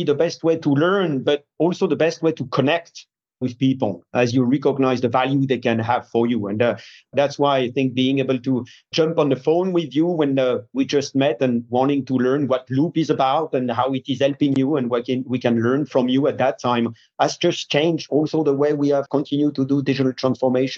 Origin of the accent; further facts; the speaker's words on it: France; moved away as an adult; I grew up in France